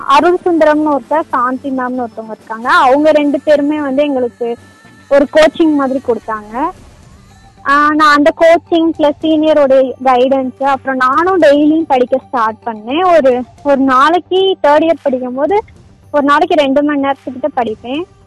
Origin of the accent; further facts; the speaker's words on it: Thandikudi, Tamil Nadu, India; also born or lived in Tiruchirappalli / Periyakulam; என்னோட சொந்த ஊர்னு எடுத்துக்கிட்டீங்கன்னா தாண்டிக்குடி கொடைக்கானல் பக்கத்துல